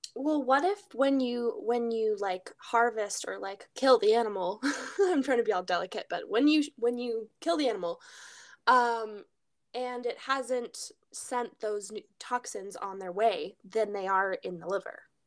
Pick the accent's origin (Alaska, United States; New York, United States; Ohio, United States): Alaska, United States; We grew up in Alaska